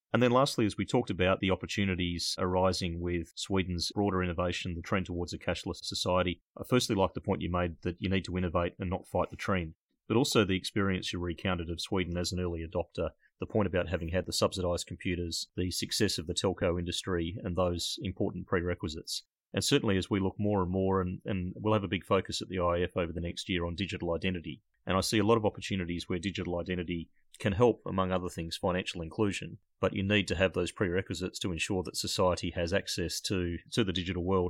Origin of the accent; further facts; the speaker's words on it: Australia; accent: Australian; my Australian accent